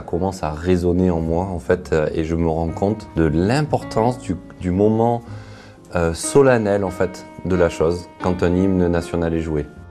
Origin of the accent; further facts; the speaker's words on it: Marseille, Provence-Alpes-Côte d'Azur, France; also born or lived in Aubagne; Je suis né à Aubagne, à côté de Marseille. J'ai grandi à Marseille.